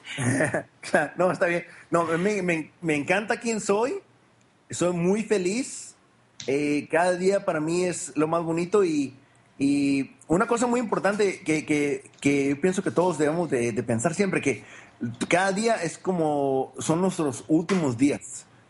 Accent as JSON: {"language": "Spanish", "town": "Culiacán", "region": "Sinaloa", "country": "Mexico", "tie": "born or raised there", "moved": "yes", "lives_now": "United States", "said": "yo nací en Culicán, Sinaloa. Es el noroeste de México"}